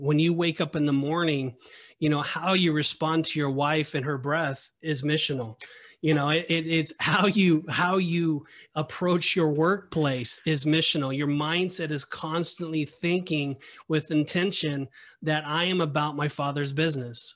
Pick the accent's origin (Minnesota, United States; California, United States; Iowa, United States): California, United States; Southern; I've never experienced the backcountry before 'cause I'm from Southern California